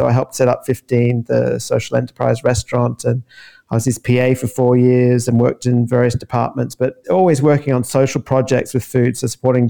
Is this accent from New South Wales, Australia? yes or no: no; Queensland, Australia; moved away as an adult; also born or lived in London, United Kingdom; now in Mussomeli, Italy; I'm from Queensland. I left many years ago, went backpacking, really. 1998 it was. Ended up loving London, loving living in that country and having access to Europe.